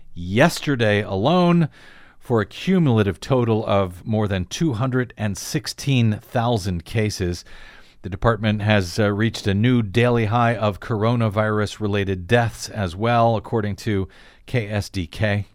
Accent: Missouri, United States; moved away; my home state of Missouri's

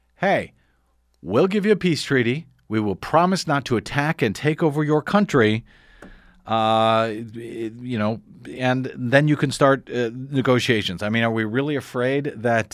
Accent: Missouri, United States; now in Los Angeles, United States; I'm from Missouri

